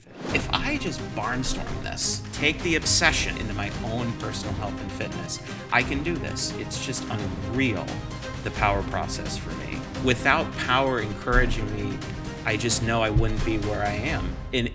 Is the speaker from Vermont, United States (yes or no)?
yes; Manchester, Vermont, United States; moved away as an adult; also born or lived in Los Angeles, California / Massachusetts; now in Albany, United States; I grew up not too far from here in Manchester, Vermont.